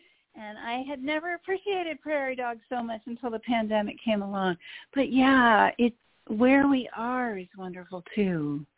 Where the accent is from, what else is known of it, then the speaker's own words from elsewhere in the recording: East Coast, United States; I grew up on the East Coast, lived on the West Coast. I've lived in every continental time zone.